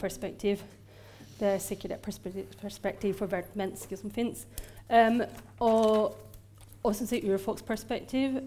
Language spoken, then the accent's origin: Norwegian; Ireland; Norwegian is a second language; now in Norway; jeg er fra Irland opprinnelig, eh, men jeg har bodd i Norge lenge